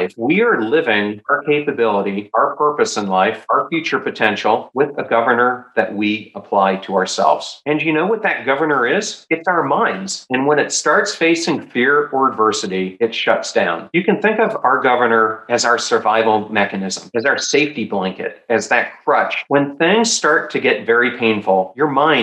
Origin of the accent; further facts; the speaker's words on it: York, Pennsylvania, United States; growing up in York, Pennsylvania